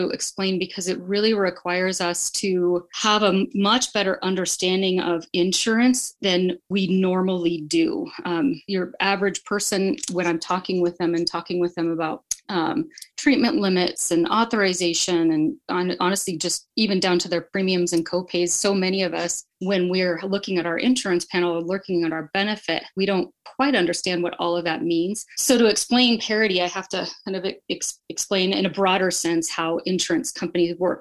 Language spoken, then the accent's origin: English; next to Bend, Oregon, United States; moved away as an adult; now in Boise, United States; I moved here in 2007 from Oregon, just because the places that I love are, I grew up next to Bend